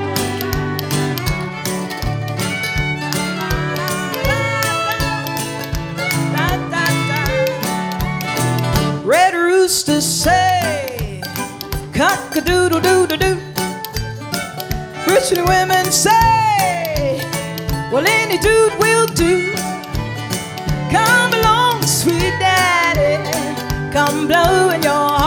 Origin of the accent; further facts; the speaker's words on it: Central Texas, United States; also born or lived in Austin, Texas; I was raised in Central Texas